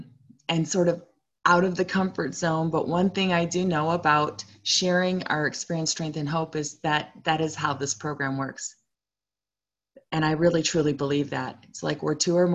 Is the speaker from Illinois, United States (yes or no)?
yes; Chicago, Illinois, United States; also born or lived in Provo, Utah; I was born in Provo, but I grew up primarily in Chicago, Illinois.